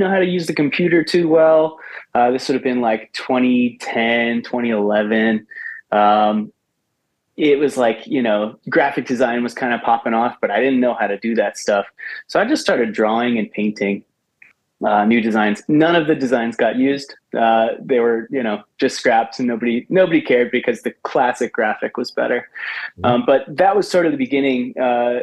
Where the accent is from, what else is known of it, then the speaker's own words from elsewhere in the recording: Ellicott City, Maryland, United States; I grew up out in Ellicott City in Howard County